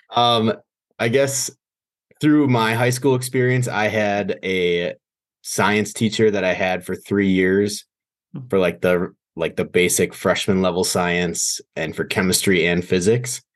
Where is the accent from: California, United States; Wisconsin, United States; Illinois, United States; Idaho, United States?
Wisconsin, United States; Green Bay; I was born and raised in Green Bay, Wisconsin